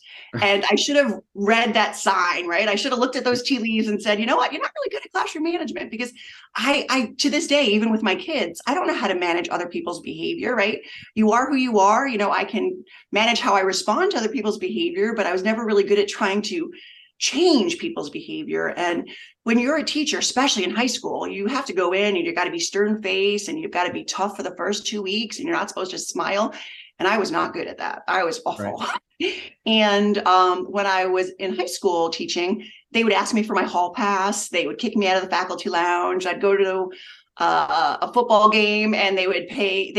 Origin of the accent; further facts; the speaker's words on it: Long Island, New York, United States; now in Connecticut, United States; I grew up on Long Island